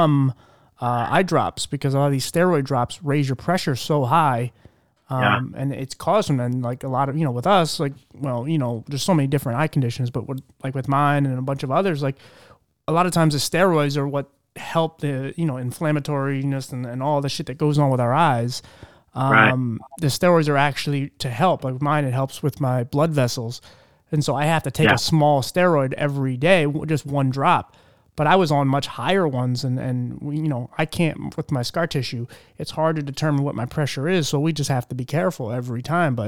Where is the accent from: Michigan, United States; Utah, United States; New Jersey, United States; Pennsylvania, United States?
Pennsylvania, United States; Philadelphia; I grew up in the city